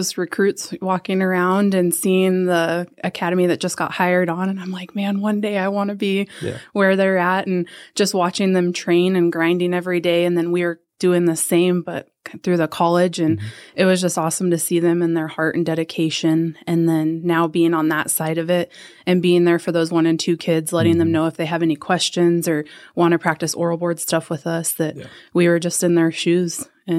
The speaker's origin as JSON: {"language": "English", "town": "Prescott", "region": "Arizona", "country": "United States", "tie": "born or raised there", "said": "I'll start with that. I was born and raised in Prescott."}